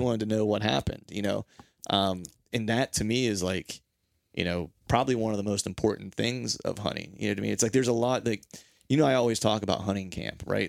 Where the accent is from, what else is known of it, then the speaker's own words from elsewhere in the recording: Pennsylvania, United States; also born or lived in Orlando; in my life growing up in Pennsylvania